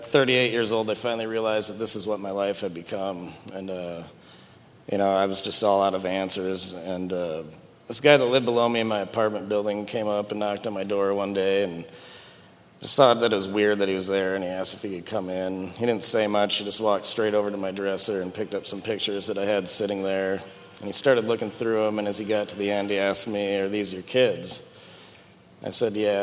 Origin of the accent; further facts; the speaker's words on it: Sioux Falls, South Dakota, United States; I grew up here in Sioux Falls